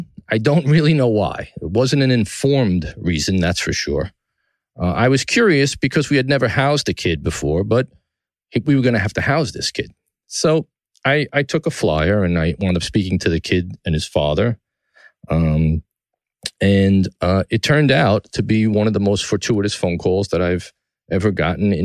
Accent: New York City, New York, United States; From the Gotham Podcast Studio in the heart of downtown New York City, my hometown, the greatest city in the world

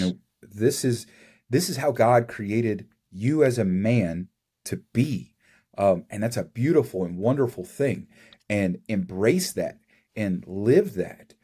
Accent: Kentucky, United States; I grew up in Kentucky

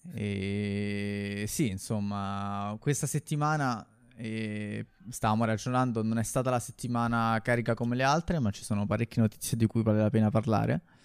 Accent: Rome, Lazio, Italy; io a Monteverde

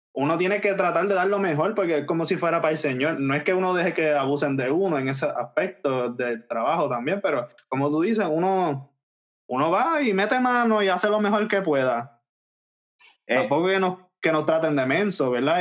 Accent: Puerto Rico; nosotros somos de Puerto Rico

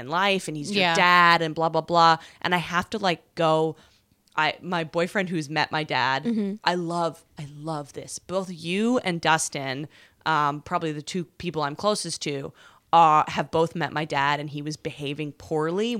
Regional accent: West Coast, Canada; now in New York, United States; Which is where I'm from

